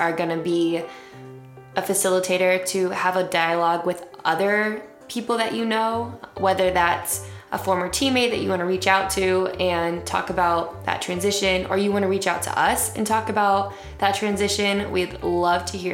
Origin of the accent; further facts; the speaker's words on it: Midwest, United States; I'm a Midwesterner.